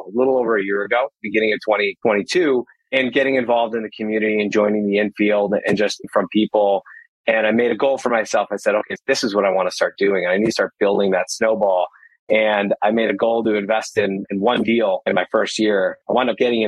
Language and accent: English; outside Chicago, Illinois, United States; I live right outside of Chicago, Illinois, right around the corner from where I grew up as well